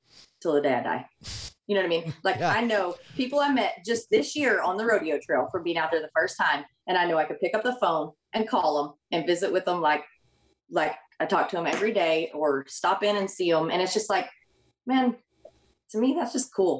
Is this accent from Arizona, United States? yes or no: no; Oklahoma, United States; moved away as an adult; also born or lived in Texas; I came from Oklahoma